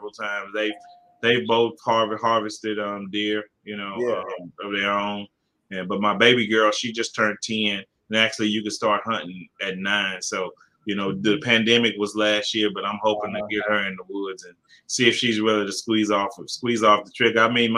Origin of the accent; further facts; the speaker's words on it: Houston, Texas, United States; I'm from Fifth Ward, Houston, Texas